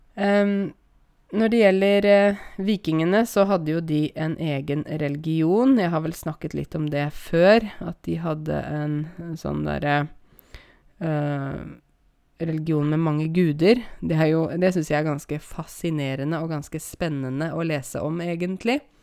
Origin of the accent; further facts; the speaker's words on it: Norway; jeg kommer fra Norge